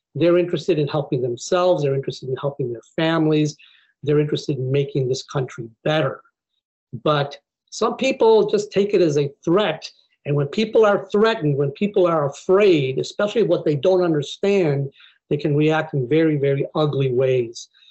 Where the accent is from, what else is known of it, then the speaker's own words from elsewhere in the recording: Buffalo, New York, United States; moved away as an adult; I grew up in Buffalo, New York, which is not a very diverse place, but I grew up in a small Mexican community